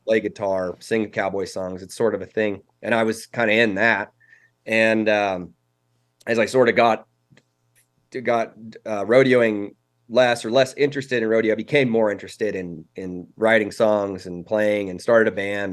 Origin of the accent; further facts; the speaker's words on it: Cody, Wyoming, United States; also born or lived in Casper, Wyoming; I was born in Casper, which is, um, right in the middle of the state, but I moved to Cody before I was one. So, I mean, te-, technically, I'm, I'm from Casper originally, but, um, Cody's where I've spent most of my life